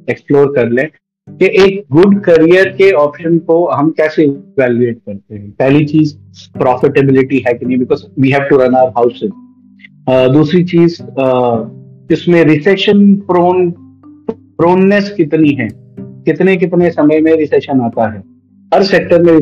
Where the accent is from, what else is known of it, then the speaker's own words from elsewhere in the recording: Bihar Sharif, Bihar, India; sir मेरा district है sir Nalanda district है सर और बिहार जी जी मेरा home town sir Bihar Sharif पड़ेगा पर डिस्ट्रिक्ट नालंदा है सर